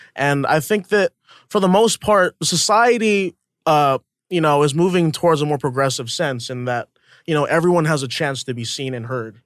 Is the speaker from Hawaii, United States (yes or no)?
yes; Hawaii, United States; moved away as an adult; also born or lived in New York; I'm from Hawaii, you know, for a small town, uh, moved to New York